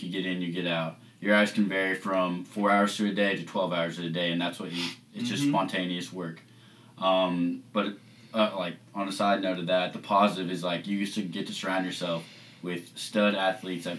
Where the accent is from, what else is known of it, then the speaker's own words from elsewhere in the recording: Lexington, Kentucky, United States; I'm a homegrown from Lexington, and Commonwealth has been what I've grown up